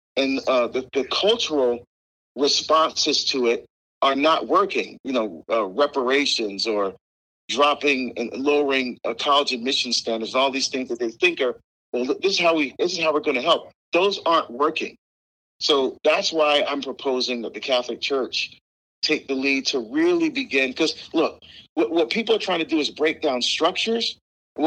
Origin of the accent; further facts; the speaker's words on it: Barbados; moved away; I was born in Barbados. I love my Caribbean heritage. I love my food and my culture. I still speak our dialect.